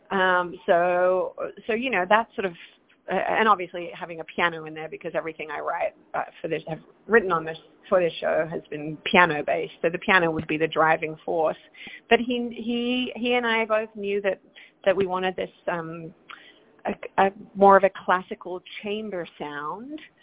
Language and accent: English; Perth, Western Australia, Australia; moved away as an adult; now in New York, United States; I am from Perth, Australia, Western Australia, all the way down under